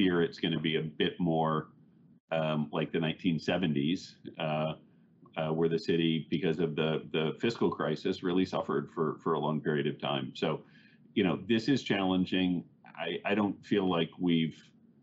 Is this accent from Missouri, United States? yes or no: yes; Missouri, United States; moved away as an adult; now in New York, United States; I grew up in Missouri and moved to New York after school